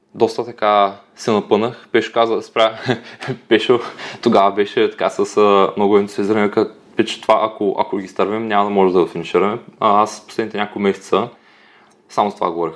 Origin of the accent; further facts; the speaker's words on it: Dobruja, Bulgaria; Аз съм от Добружа